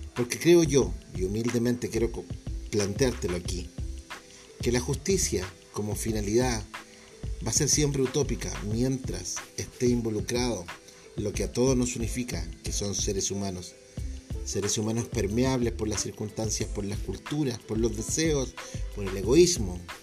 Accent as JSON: {"language": "Spanish", "country": "Chile", "said": "mi país, Chile"}